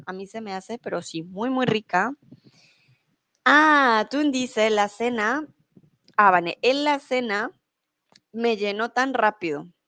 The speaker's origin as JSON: {"language": "Spanish", "region": "Bogotá", "country": "Colombia", "said": "soy de Colombia, de la capital de Bogotá"}